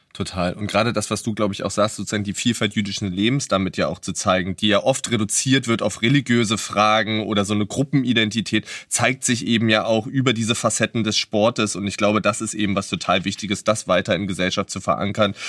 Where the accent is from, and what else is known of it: Berlin, Germany